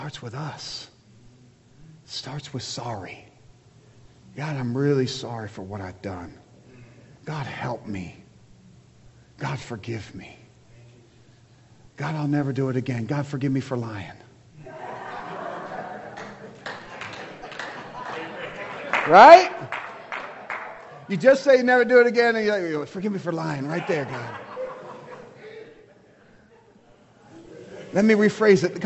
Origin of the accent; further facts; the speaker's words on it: United States; I'm American, I'm a Christ follower.